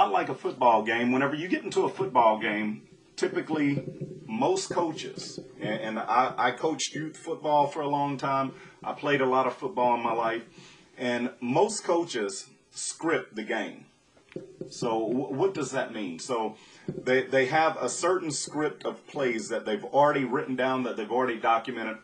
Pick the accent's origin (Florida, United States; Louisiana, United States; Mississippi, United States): Louisiana, United States; Southwest; Growing up in Southwest Louisiana